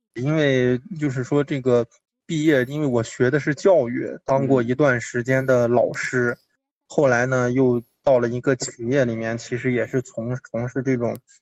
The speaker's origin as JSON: {"language": "Chinese", "town": "Yangquan", "region": "Shanxi", "country": "China", "tie": "born or raised there", "moved": "as an adult", "said": "作为一个羊圈人"}